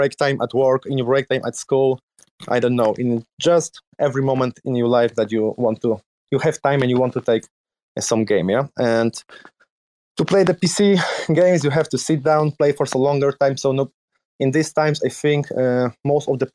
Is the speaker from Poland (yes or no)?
yes; Poland; English is a second language; also born or lived in Netherlands; I'm 28 years old, entrepreneur from Poland